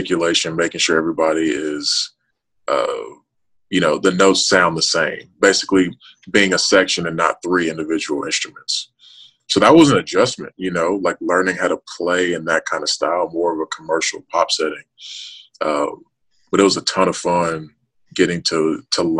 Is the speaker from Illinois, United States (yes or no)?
no; Memphis, Tennessee, United States; moved away as an adult; also born or lived in Nashville, Tennessee; Memphis, in my hometown